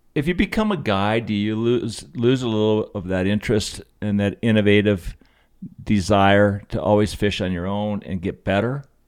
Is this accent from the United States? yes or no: yes; Aspen Valley, Colorado, United States; growing up in the Aspen Valley since nineteen sixty, this is, these are my roots